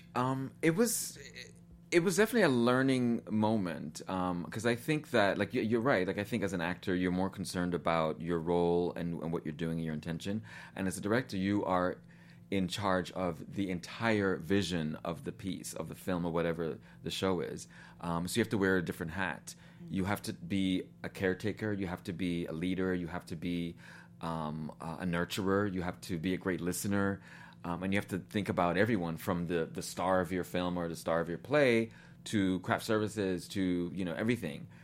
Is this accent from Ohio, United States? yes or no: no; New York, United States; born or raised there; moved away as an adult; also born or lived in Guyana / Nashville, Tennessee